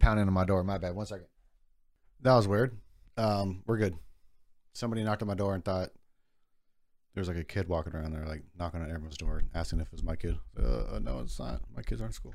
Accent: Bay Area, California, United States; we grew up in the Bay Area

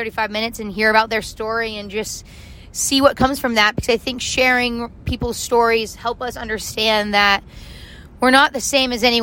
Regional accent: Arizona, United States; I grew up in Arizona.

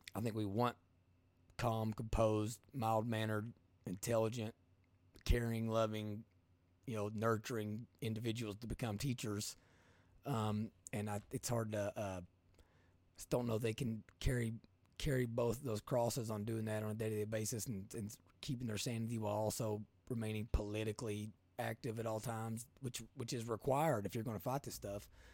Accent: Eastern Kentucky, United States; I'm from Eastern Kentucky

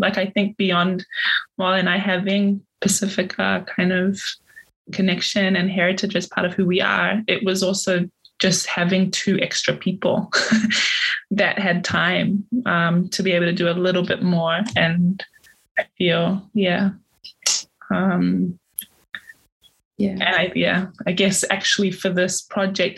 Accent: Tonga; moved away as an adult; now in Brisbane, Australia; I grew up in Tonga and I came here just to study

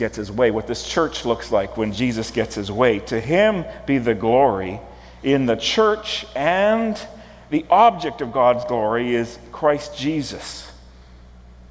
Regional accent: Prince Albert, Saskatchewan, Canada; I grew up in Prince Albert, Saskatchewan

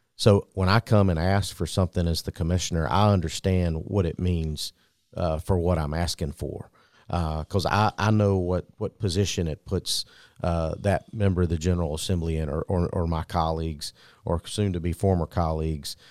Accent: Ocilla, Georgia, United States; Jay's from my hometown, from Osceola, Georgia

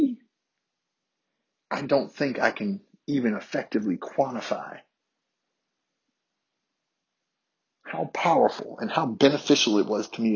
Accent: Harrisonburg, Virginia, United States; my black classmates growing up in Harrisonburg, Virginia

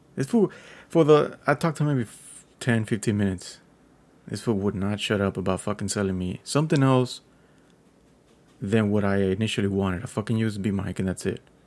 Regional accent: Texas, United States; I'm a Texan

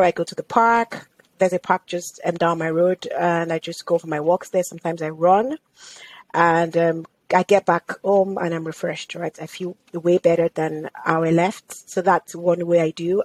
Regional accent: Nigeria; moved away as an adult; also born or lived in United Kingdom / United States; now in Canada; growing up in Nigeria was such an experience that I wouldn't want to trade

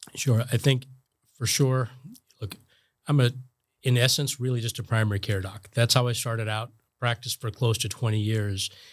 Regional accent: New Jersey, United States; moved away as an adult; also born or lived in Connecticut / Boston; now in Florida, United States; I grew up in New Jersey, and my folks still live there.

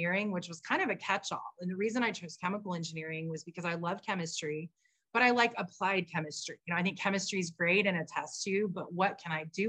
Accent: Dallas, Texas, United States; now in San Diego, United States; My childhood growing up in Dallas

